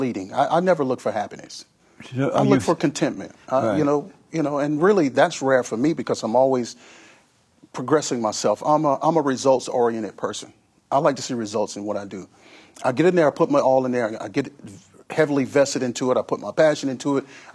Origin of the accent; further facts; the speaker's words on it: Mississippi, United States; being around a black community in Mississippi